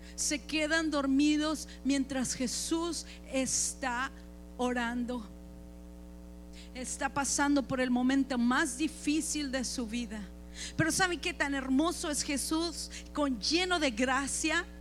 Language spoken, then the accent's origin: Spanish; Chihuahua, Mexico; yo soy de Chihuahua